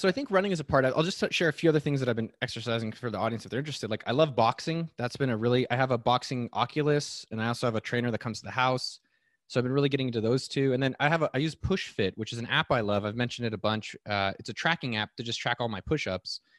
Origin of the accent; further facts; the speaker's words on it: Silicon Valley, California, United States; I was born in Silicon Valley